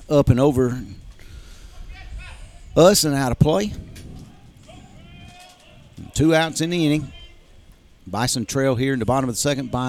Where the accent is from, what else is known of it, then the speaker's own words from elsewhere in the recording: McComb, Mississippi, United States; I'm an old Mississippi boy. I was born in Mississippi, but now I was actually born in Macomb, Mississippi.